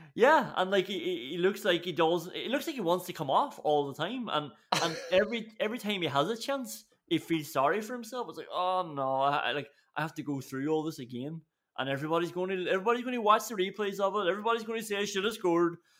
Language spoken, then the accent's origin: English; Ireland; we're Irish